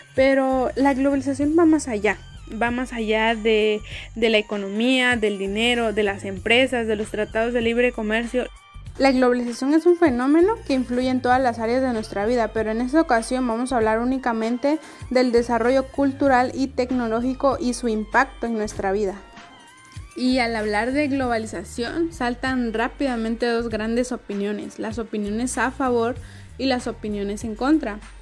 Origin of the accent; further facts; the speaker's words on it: Mexico; nosotros mismos, que somos mexicanos